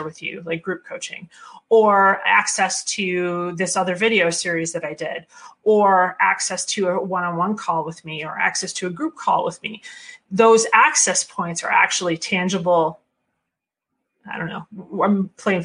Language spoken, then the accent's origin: English; Michigan, United States; I'm from Michigan and this is where we make cars.